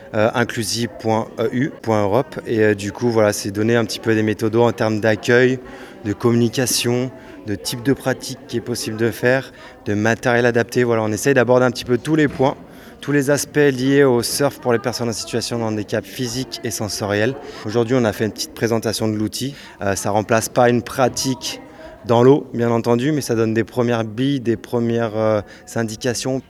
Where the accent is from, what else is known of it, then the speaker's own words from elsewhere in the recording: Morocco; Je suis du Maroc